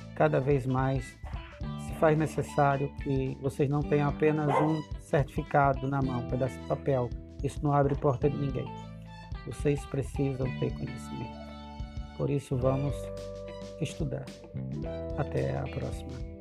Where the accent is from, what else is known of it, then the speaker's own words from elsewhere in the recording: Northeast Region, Brazil; Sou nordestino